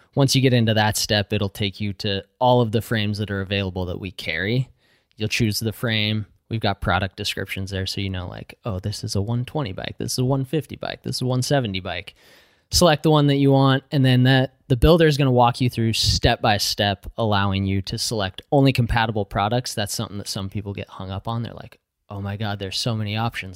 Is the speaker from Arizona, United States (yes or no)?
no; Utah, United States; now in Pacific Northwest, United States; I grew up in Utah